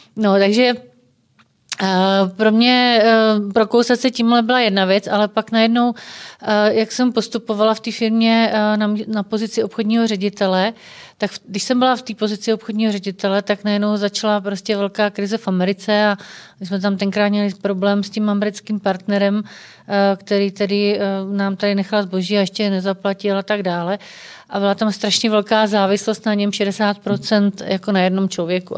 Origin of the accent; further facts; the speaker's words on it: Czechia; jsme prostě Češi, že jsme na to hrdí, že jsme vlastenci